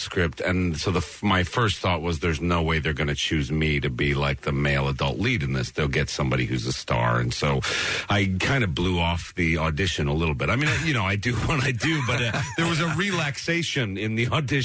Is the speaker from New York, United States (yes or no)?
yes; White Plains, New York, United States; I'm from White Plains, New York